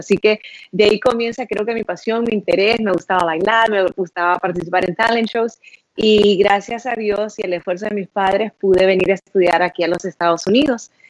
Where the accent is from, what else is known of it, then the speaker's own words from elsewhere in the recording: Honduras; moved away as an adult; yo soy de Honduras, crecí en Honduras, me gradué de la high school en Honduras